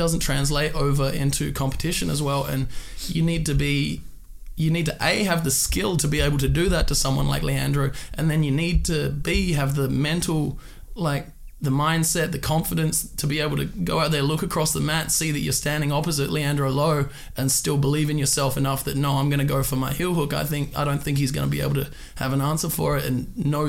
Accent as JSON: {"language": "English", "town": "Perth", "region": "Western Australia", "country": "Australia", "moved": "yes", "said": "So I'm from Perth, Western Australia. I started a training over there and trained there all the way through Purple Belt."}